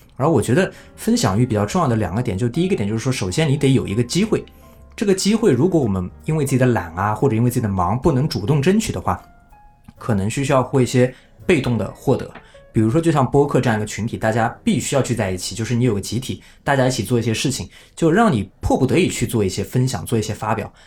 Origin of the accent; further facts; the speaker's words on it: Suzhou, Jiangsu, China; 我这个苏州人